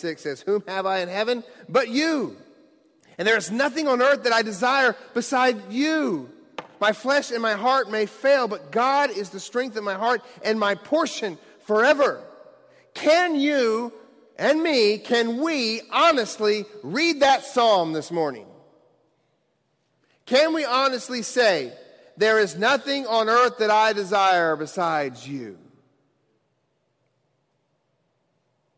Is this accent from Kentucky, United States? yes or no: yes; Bowling Green, Kentucky, United States; moved away; I'm actually from the Bowling Green, Kentucky area. That's where I grew up as a young child